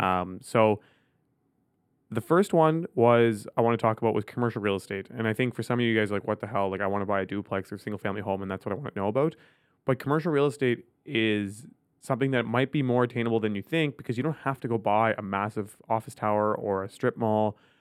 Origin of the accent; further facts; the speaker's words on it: Ottawa, Ontario, Canada; I grew up in Ottawa